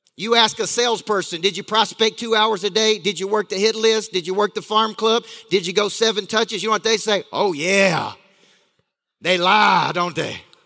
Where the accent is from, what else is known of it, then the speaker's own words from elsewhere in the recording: Tennessee, United States; I grew up in a small town in Tennessee